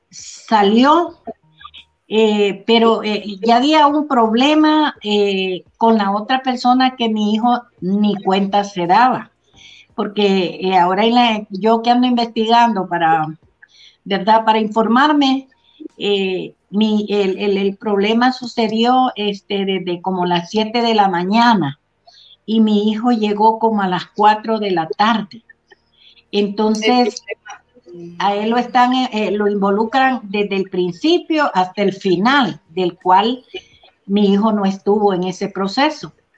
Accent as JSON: {"language": "Spanish", "town": "Trinidad", "region": "Santa Bárbara", "country": "Honduras", "tie": "born or raised there", "said": "mi pueblo Trinidad Santa Bárbara"}